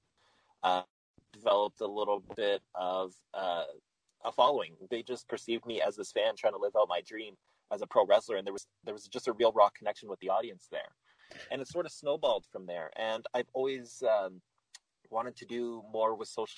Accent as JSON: {"language": "English", "town": "Winnipeg", "region": "Manitoba", "country": "Canada", "tie": "born or raised there", "said": "Growing up in Winnipeg"}